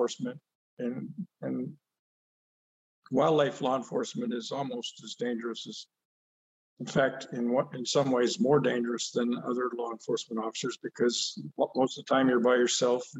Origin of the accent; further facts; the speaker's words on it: San Diego, California, United States; also born or lived in Orland, California / Westminster, California; I grew up in San Diego until I was 11. And then my dad transferred to Orland